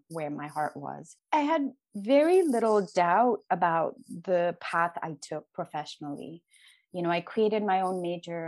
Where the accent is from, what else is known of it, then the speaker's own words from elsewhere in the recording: Sikkim, India; I was born in the Eastern Himalayas in a small place called Sikkim, which used to be a Buddhist kingdom